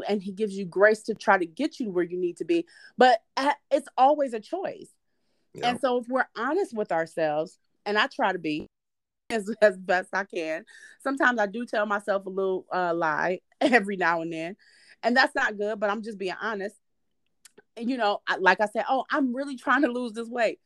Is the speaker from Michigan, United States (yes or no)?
yes; Detroit, Michigan, United States; I'm from Detroit